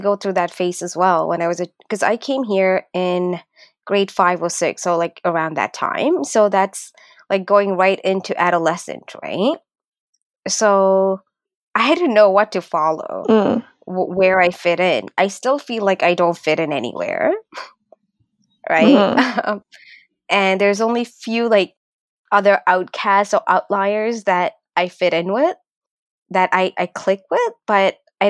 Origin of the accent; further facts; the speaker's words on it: Canada; also born or lived in Sri Lanka; because I grew up in Canada, because I'm a Canadian, right?